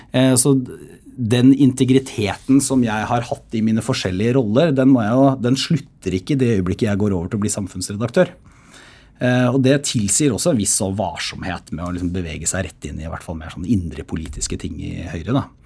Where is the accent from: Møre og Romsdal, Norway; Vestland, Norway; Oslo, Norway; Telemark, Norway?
Telemark, Norway; Porsgrunn; moved away; når jeg er hjemme i Porsgrunn